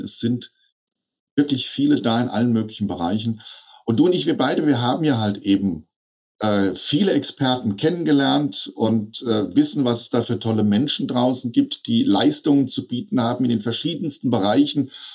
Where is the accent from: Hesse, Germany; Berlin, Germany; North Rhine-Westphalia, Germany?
Hesse, Germany; bei uns in Hessen